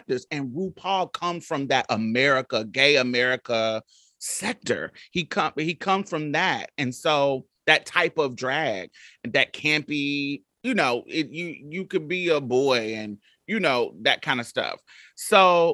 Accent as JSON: {"language": "English", "region": "Midwest", "country": "United States", "tie": "born or raised there", "said": "I grew up in the Midwest, but all my family were from Mississippi."}